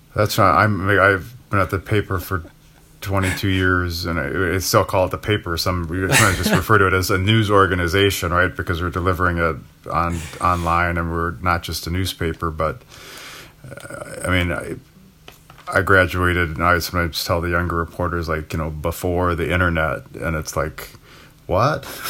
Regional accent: Milwaukee, Wisconsin, United States; the neighborhood that I grew up in in River West

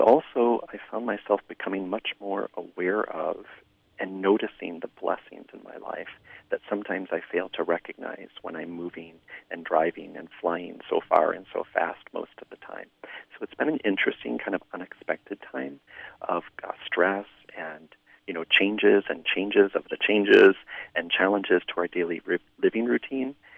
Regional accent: Flint, Michigan, United States; moved away; living just outside of Flint, Michigan, my hometown

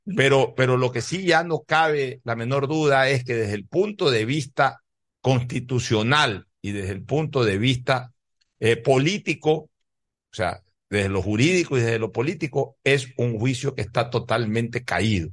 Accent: Guayaquil, Guayas, Ecuador; Guayaquil no solamente que es mi ciudad natal

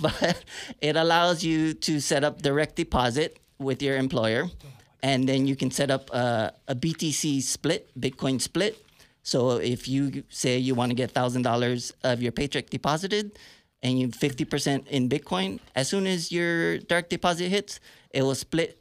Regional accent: Hawaii, United States; also born or lived in San Francisco Bay Area, California; now in Tulsa, United States; I grew up in Hawaii, but I lived in the Bay Area for a long time.

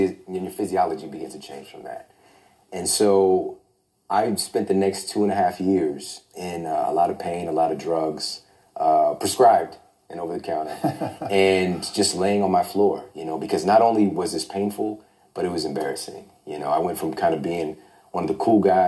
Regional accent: Midwest, United States; I'm from the Midwest.

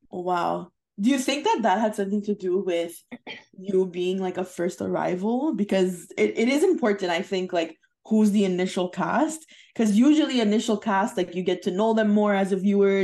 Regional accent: Canada; we're Canadian

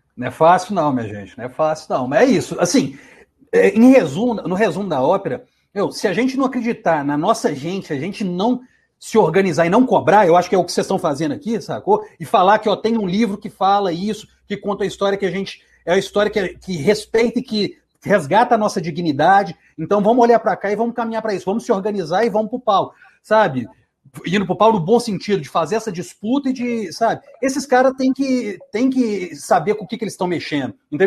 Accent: Ouro Branco, Minas Gerais, Brazil; moved away; also born or lived in Belo Horizonte / Brasília; Quando eu morava em Ouro Branco, ia para o Mineirão também, né, na época de infância

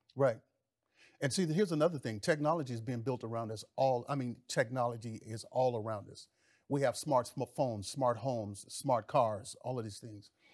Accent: Mississippi, United States; I grew up in the South. I grew up in Mississippi.

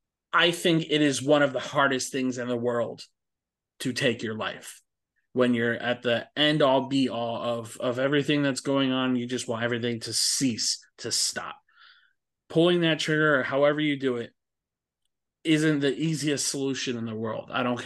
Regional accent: Florida, United States

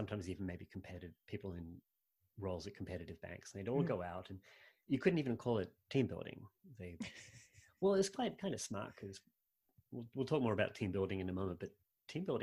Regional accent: Sydney, New South Wales, Australia; moved away; I grew up in Sydney

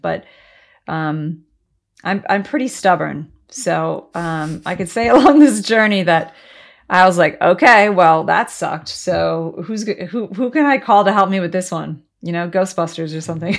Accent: United States

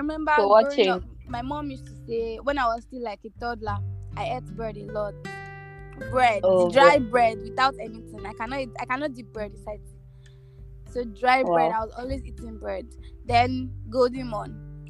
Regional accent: Nigeria; I'm Nigerian.

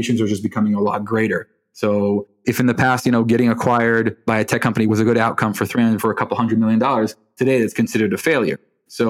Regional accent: Israel; I was born in Israel. My mom's from Michigan. My dad's from London. So growing up in a very Anglo household, you learn how to speak Anglo

